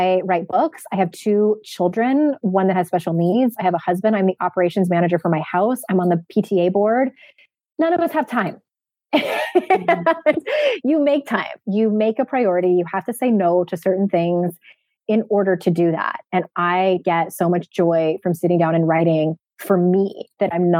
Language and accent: English; San Diego, California, United States; my hometown of San Diego